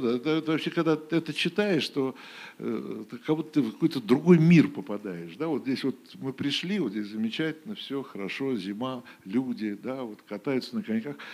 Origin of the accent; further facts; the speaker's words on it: Moscow, Russia; now in Saint Petersburg, Russia; в моем родном городе